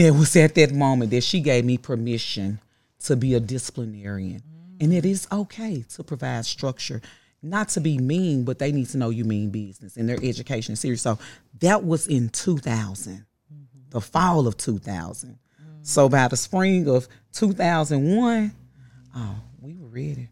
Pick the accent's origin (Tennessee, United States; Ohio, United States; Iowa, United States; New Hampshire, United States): Tennessee, United States; Memphis; I am from South Memphis, Carver High School, class of ninety-five